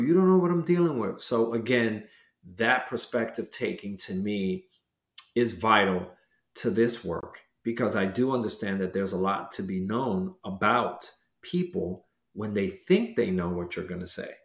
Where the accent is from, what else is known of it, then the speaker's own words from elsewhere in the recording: New York City, New York, United States; growing up in Washington Heights